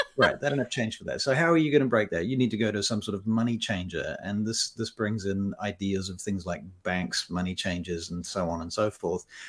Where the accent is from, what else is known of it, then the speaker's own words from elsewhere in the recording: Papua New Guinea; moved away; I was born in Papua New Guinea, and I was raised largely over there